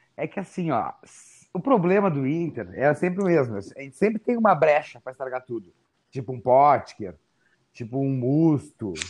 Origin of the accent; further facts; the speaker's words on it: Porto Alegre, Rio Grande do Sul, Brazil; now in São Paulo, Brazil; eu fui embora de Porto Alegre